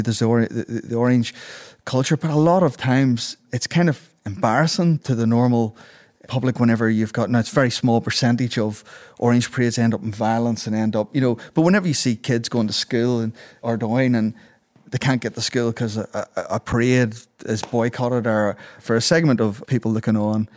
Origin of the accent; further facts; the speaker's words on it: Ulster, Northern Ireland, United Kingdom; Because as an Ulster Protestant growing up, it's like this kind of void of Irishness.